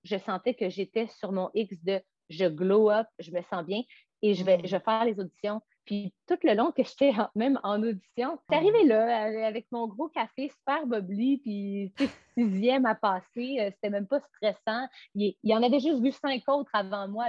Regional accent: Montreal, Quebec, Canada; also born or lived in Los Angeles; je ne suis pas revenue chez nous à Montréal

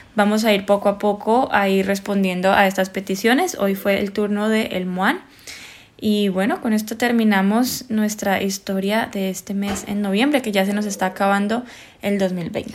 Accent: Colombia; las dos somos colombianas

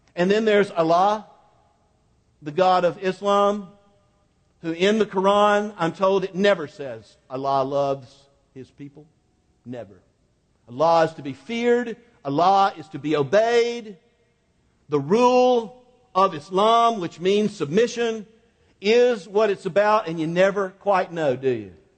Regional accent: Quincy, Florida, United States; Highway, U.S. Highway 90 went right down the middle of Quincy, Florida

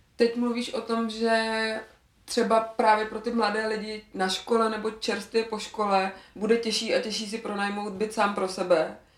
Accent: Bohemia, Czechia; U nás v Čechách

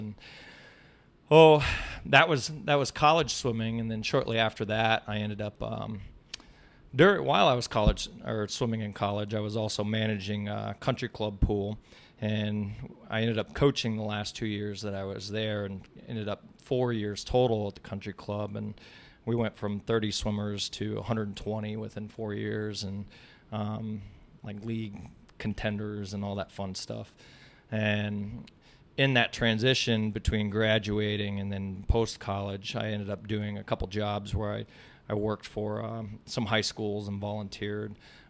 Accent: Ames, Iowa, United States; So I actually graduated from Ames High. I grew up in Ames, Iowa, and I was a member of ACAC all the way up through my youth

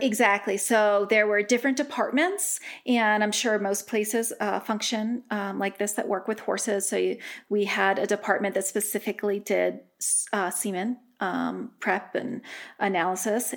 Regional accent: Delaware, United States; moved away as an adult; also born or lived in Rhode Island; now in Colorado, United States; I grew up in Delaware.

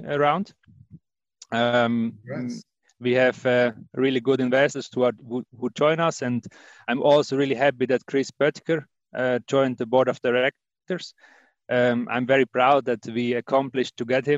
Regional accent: Wettingen, Aargau, Switzerland; So I was born in Wettingen. It's near Baden, and that's more or less the area where I grew up

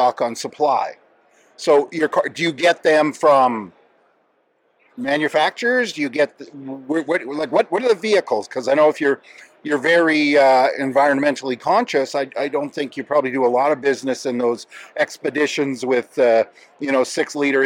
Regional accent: Canada; we're from Canada

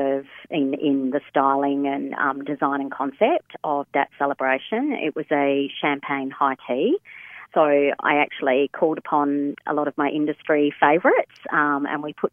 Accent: Perth, Western Australia, Australia; I was born and raised in Perth

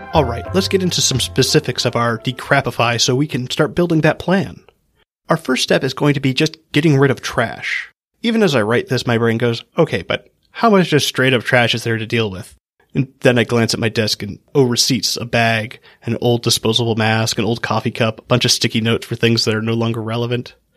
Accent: Hawaii, United States; I grew up in Hawaii

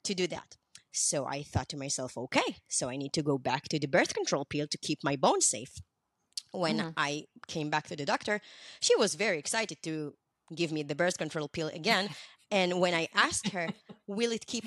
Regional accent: Israel; I'm from Israel.

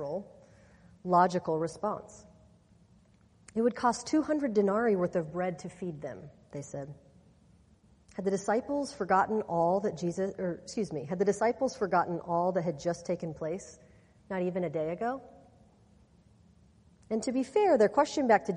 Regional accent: Kansas, United States; I'm from Kansas, and the part of the state that I grew up in is mostly farmland.

